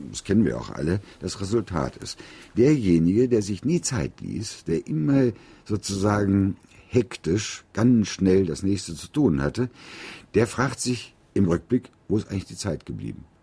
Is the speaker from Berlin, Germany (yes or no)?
no; North Rhine-Westphalia, Germany; in meiner Heimat im Bergischen Land